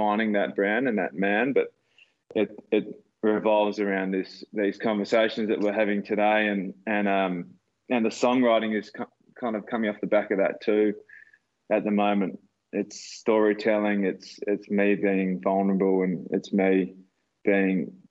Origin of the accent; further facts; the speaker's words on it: Dunsborough, Western Australia, Australia; growing up in Dunsborough in the country